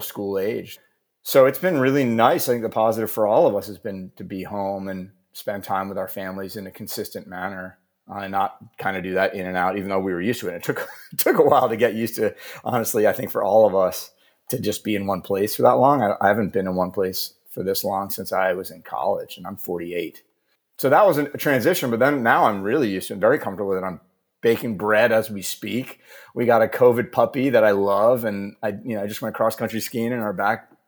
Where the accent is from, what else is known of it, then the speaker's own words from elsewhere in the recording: New Jersey, United States; now in Maine, United States; I grew up in New Jersey